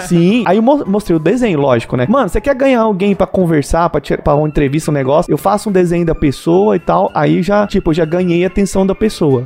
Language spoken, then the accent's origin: Portuguese; Brazil; somos brasileiros